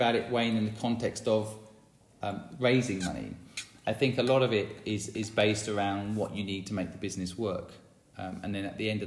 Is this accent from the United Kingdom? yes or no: yes; St Neots, East of England, United Kingdom; my hometown of St. Neots